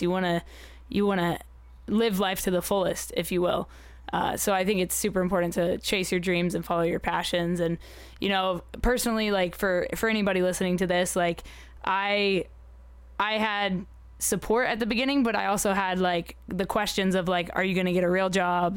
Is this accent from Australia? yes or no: no; United Arab Emirates; I grew up in the United Arab Emirates